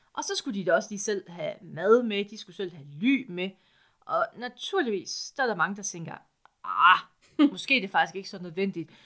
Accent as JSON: {"language": "Danish", "area": "East Jutland", "region": "Central Denmark Region", "country": "Denmark", "said": "Jeg er også fra Østjylland"}